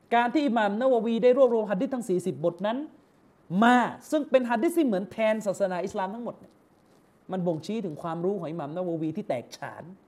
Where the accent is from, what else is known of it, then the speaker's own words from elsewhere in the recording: Yala, Thailand; ผมเป็นคนยะลา